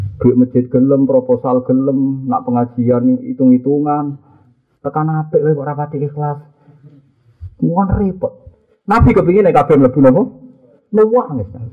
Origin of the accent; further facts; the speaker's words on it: Java, Indonesia; aku wong Jawa